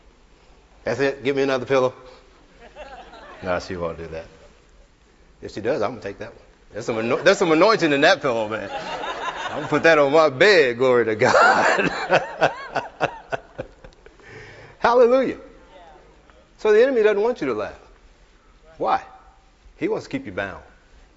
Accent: the Ozarks, United States; we're from the Ozarks

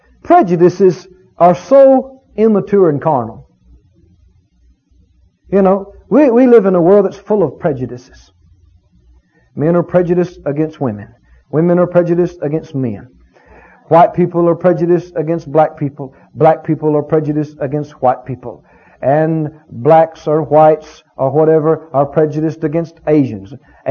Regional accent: Mississippi, United States; You know, I come from Mississippi, deep south. We've had our share of racial problems down there.

